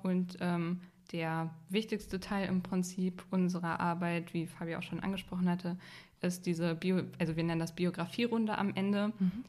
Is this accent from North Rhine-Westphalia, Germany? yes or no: yes; Unna, North Rhine-Westphalia, Germany; ich komme nicht direkt aus Dortmund, sondern aus so einer kleinen Stadt in der Nähe.